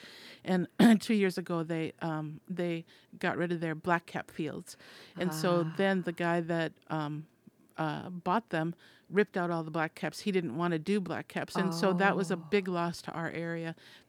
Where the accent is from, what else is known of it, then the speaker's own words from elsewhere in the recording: Minnesota, United States; moved away as an adult; when I moved here trying to find, and this is, you know, 30 years ago, trying to find prime beef, and I came from Minnesota.